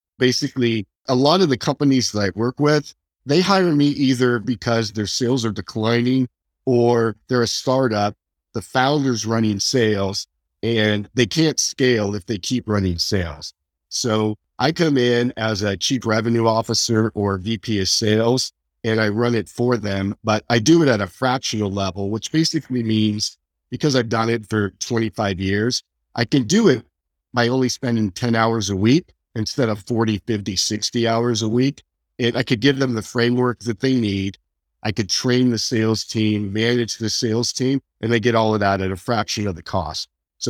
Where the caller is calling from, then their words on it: San Jose, California, United States; San Jose, California.